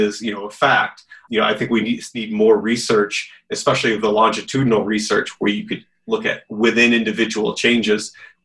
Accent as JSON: {"language": "English", "region": "California", "country": "United States", "tie": "born or raised there", "said": "growing up in California"}